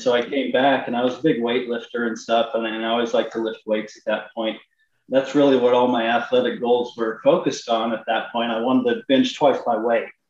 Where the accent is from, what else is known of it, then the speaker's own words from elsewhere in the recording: Long Island, Kansas, United States; I'm from Long Island, Kansas